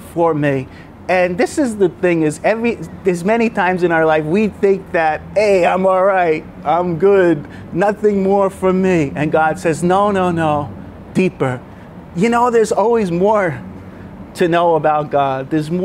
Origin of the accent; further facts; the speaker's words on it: New York, United States; now in Brisbane, Australia; I'm from New York